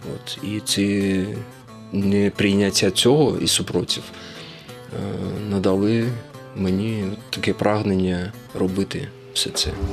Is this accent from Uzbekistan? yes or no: yes; Uzbekistan; moved away; also born or lived in Crimea; Я народився в Узбекистані, батько у мене напівукраїнець, напівнімець, от, але я відчуваю себе кримським татарином